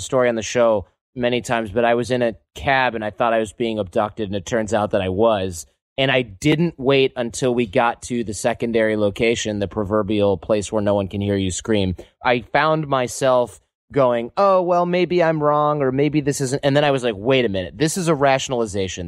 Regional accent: Detroit, Michigan, United States; also born or lived in Manhattan, New York; now in San Francisco, United States; I'm in San Francisco. I used to live in Manhattan, but I'm from Detroit

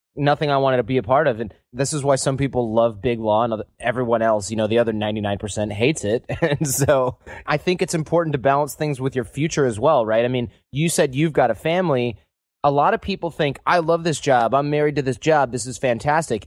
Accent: Michigan, United States; moved away; a bunch of Michigan born and raised folks with our all of our parents who are born and raised in Michigan

